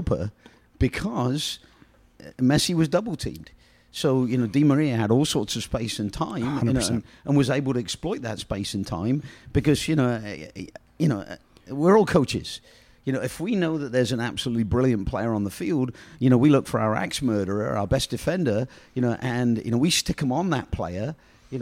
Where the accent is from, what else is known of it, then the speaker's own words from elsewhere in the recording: England, United Kingdom; being English